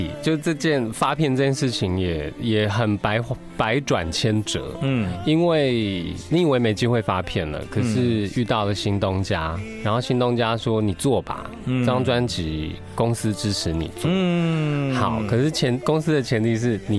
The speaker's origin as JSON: {"language": "Chinese", "country": "Taiwan", "first_language": "Taiwanese Hokkien", "second_language": "Chinese", "said": "台语它是我的母语。"}